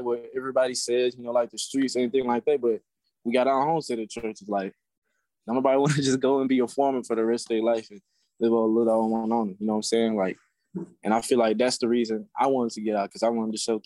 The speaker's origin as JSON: {"language": "English", "town": "Lodi", "region": "Mississippi", "country": "United States", "also_born_or_lived": "Winona, Mississippi", "said": "I'm from Lodi. We call it Lodi, Mississippi"}